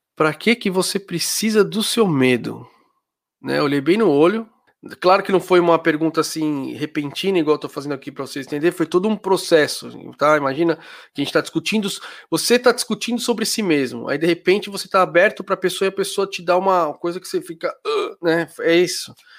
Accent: Brazil; moved away as an adult; now in Germany; eu sou brasileiro, tá, eu morava no Brasil, aí eu mudei para Alemanha

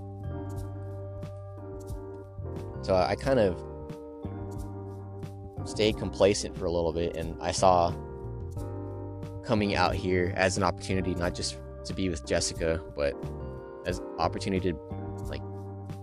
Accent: California, United States; it's in California. It's my home state

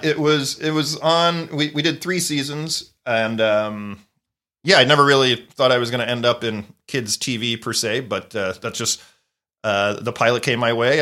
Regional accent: Wilmington, Delaware, United States; moved away; I grew up in Wilmington, Delaware, which is a half hour from Philadelphia

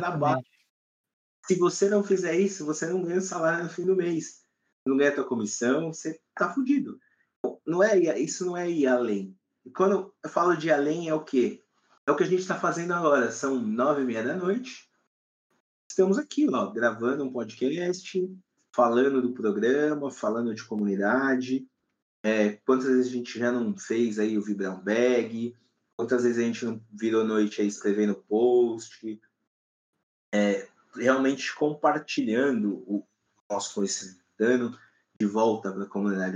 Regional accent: Brazil; eu, aqui no Brasil, sou brasileiro

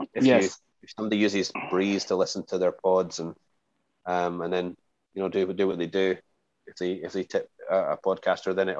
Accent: Scotland, United Kingdom; moved away; I'm from Scotland

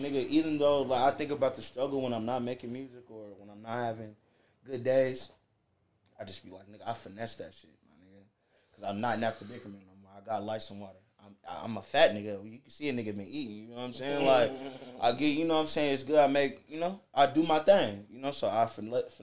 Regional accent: Indiana, United States; moved away; Like, I'm not from out here. I'm from Indiana

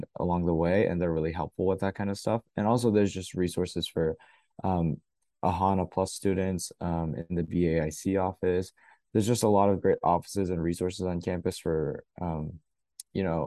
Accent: North Carolina, United States; moved away as an adult; now in Boston, United States; I'm from North Carolina, so a little bit ways away in the South.

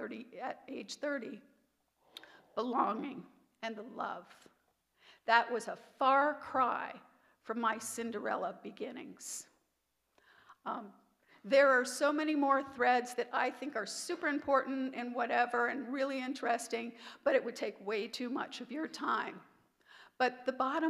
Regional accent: Hanover, New Hampshire, United States; moved away as an adult; also born or lived in Bedford, New York / Florida / Indianapolis; now in Nevada, United States; I'm from New York, but we moved to New Hampshire, Hanover, New Hampshire

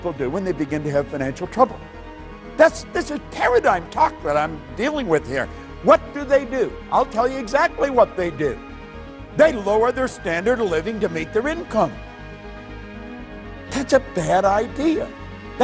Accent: Northern Ontario, Canada; I was raised in Northern Ontario

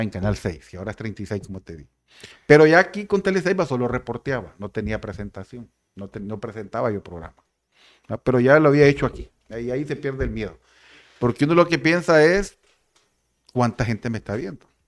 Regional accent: San Pedro Sula, Cortés, Honduras; moved away as an adult; now in La Ceiba, Honduras; Yo soy de San Pedro Sula, ¿verdad? De la colonia modelo allá en San Pedro Sula

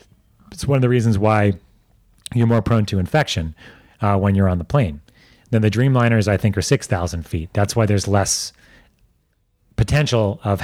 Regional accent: New York, United States; like I grew up in New York, but my heritage is mostly Russian, right?

